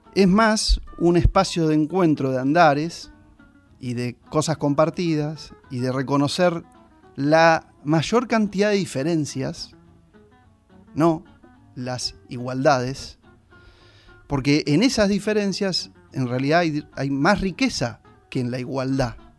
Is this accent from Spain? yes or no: no; Argentina; como gilenses, como argentinos, como americanos